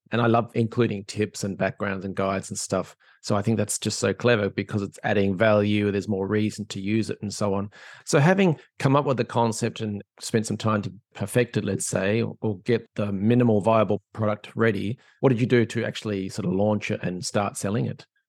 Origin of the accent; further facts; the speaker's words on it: Australia; now in Ireland; I'm an Australian living in Ireland